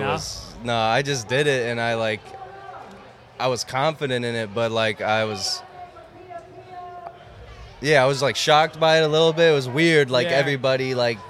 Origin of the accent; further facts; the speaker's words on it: Schaumburg, Illinois, United States; also born or lived in Harwood Heights; now in Chicago, United States; I was born in Harwood Heights, and I lived there for a little bit, and then I moved to Schaumburg. Went to high school there, and then I moved back downtown.